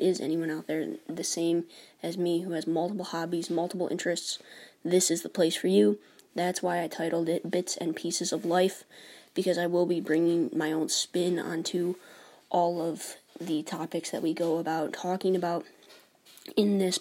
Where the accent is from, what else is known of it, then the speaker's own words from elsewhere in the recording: New York, United States; I was born and raised in New York